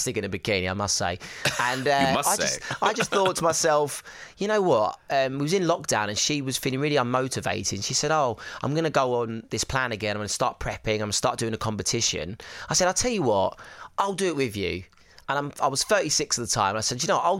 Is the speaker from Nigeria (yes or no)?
no; Essex, East of England, United Kingdom; I'm from Essex